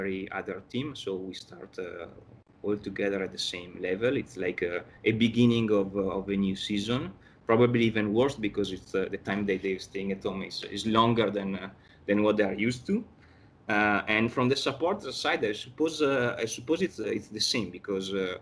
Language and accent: English; Verona, Veneto, Italy; now in New York, United States; I'm originally from Verona. I was born in Verona